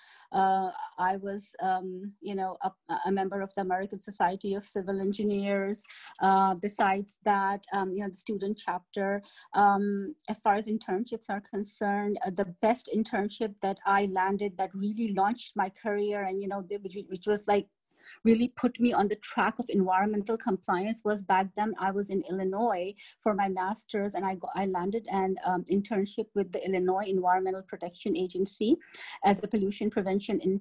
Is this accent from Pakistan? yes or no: yes; Pakistan; moved away; I hail from Pakistan